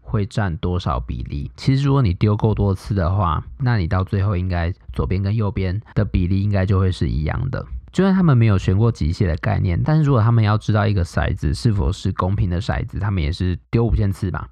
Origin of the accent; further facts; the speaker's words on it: Taiwan; 身为台湾人